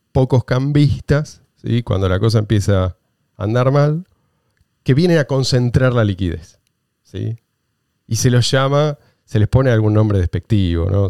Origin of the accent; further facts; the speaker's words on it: Argentina; Yo soy argentino